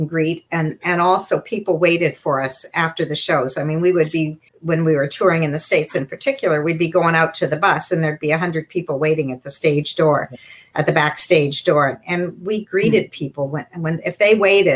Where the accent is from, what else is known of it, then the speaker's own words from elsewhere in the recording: Canada; We always felt proud to be Canadian